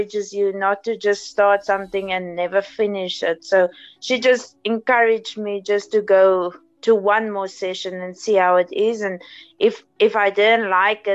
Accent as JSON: {"language": "English", "town": "East London", "region": "Eastern Cape", "country": "South Africa", "tie": "born or raised there", "said": "I'm from East London. I went to Grange High School and primary school as well"}